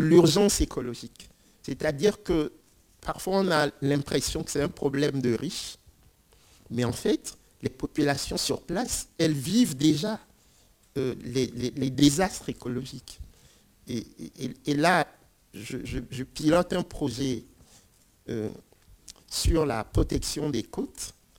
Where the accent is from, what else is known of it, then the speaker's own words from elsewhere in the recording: Lomé, Maritime, Togo; je viens du Togo et je suis natif de la capitale, Lomé